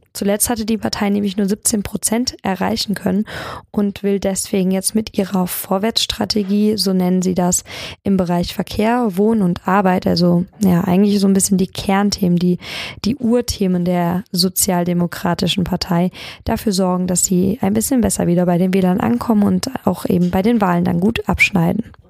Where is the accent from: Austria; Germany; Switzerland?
Germany; Darmstadt, Hesse; bei uns in Darmstadt